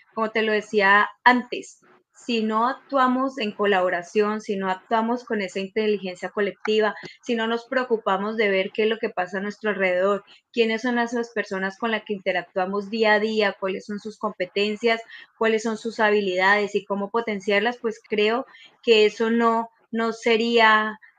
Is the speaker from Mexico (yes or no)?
no; Colombia; moved away as an adult; now in Santiago, Chile; yo soy colombiana